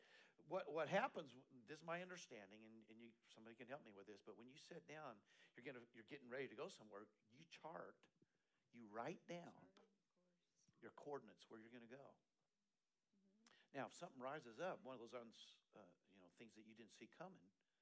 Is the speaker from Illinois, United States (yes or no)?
no; Eastern Colorado, United States; now in Texas, United States; I grew up in Eastern Colorado